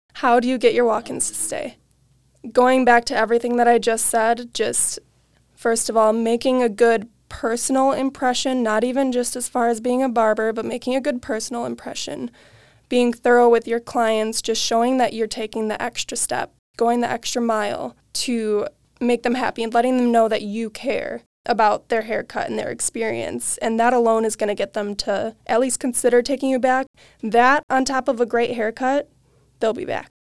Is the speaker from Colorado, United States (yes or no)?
no; Waukesha, Wisconsin, United States; I am from Waukesha, Wisconsin, born and raised, never left